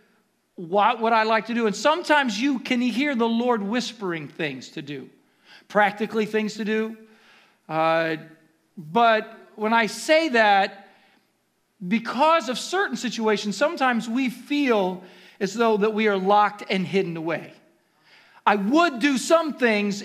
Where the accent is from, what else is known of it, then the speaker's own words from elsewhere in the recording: Ohio, United States; moved away; Growing up in Ohio